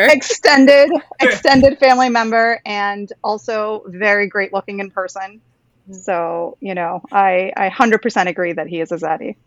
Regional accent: Karnataka, India; I'm from Karnataka, so I'm oh, bunt

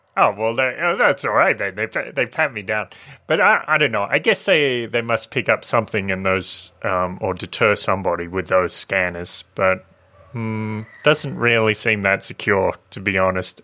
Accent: Australia; born or raised there

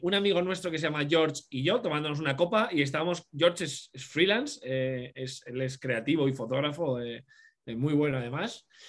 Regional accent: Cuenca, Castilla-La Mancha, Spain; moved away as an adult; now in Madrid, Spain; yo soy de Cuenca, una ciudad muy pequeñita, eh, aquí entre, de, de, de Madrid, entre Madrid y Valencia.

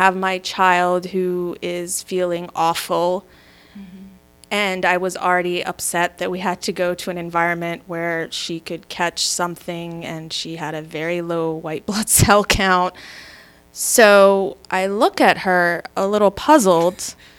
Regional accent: Maryland, United States; also born or lived in Michigan; I was born in Michigan, raised in Maryland

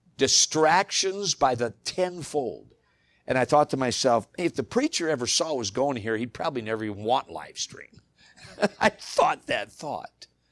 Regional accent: United States; as American believers

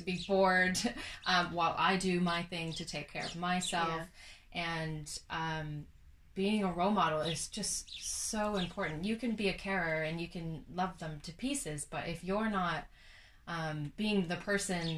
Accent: Canada; moved away as an adult; also born or lived in Australia; now in England, United Kingdom; I'm Canadian.

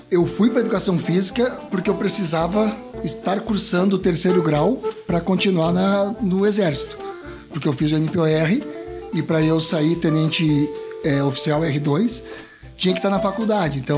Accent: Formigueiro, Rio Grande do Sul, Brazil; now in Caxias do Sul, Brazil; venho de Formigueiro para para Caxias do Sul. Hoje eu sou um, um caxiense de Formigueiro, né?

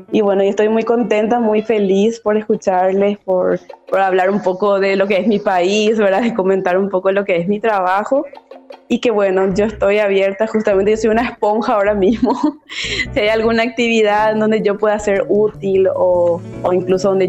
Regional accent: Paraguay; Eh, el arte inclusivo, al menos aquí en mi país, en Paraguay, es, un trabajo de mucho sudor, ¿verdad?

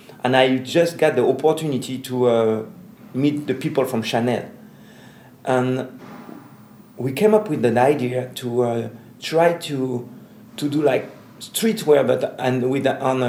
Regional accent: Paris, Île-de-France, France; from Paris, Black Rainbow Agency

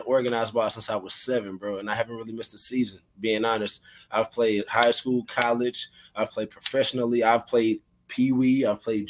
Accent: Arlington, Texas, United States; born and raised, I'm from Arlington, Texas. I'm from the east side of Arlington, Texas.

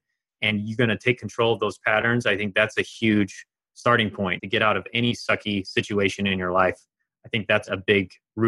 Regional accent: eastern Germany, Germany; she had had a similar, very similar journey to me growing up in Eastern Germany with an emotionally distant household.

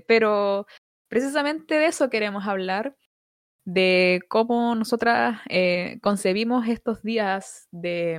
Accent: Los Ángeles, Biobío, Chile; soy de Los Ángeles, una ciudad tremendamente irresponsable

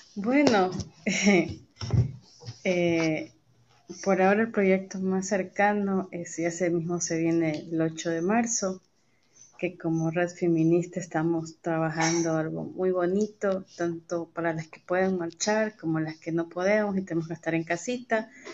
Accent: Guayaquil, Guayas, Ecuador; now in Riobamba, Ecuador; soy guayaquileña en nacimiento, pero vivo muchos años en Riobamba

